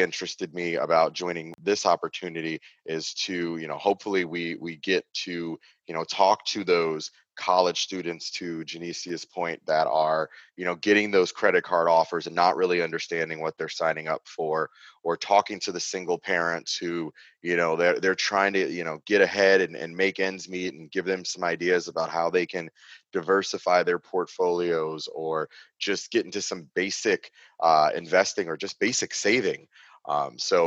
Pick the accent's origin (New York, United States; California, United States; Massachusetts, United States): New York, United States; Long Island; I grew up on Long Island, New York